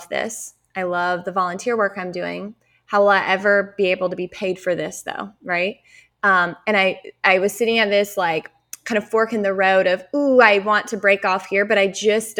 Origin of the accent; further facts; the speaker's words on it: Eastern North Carolina, United States; I grew up in Eastern North Carolina. It was a small town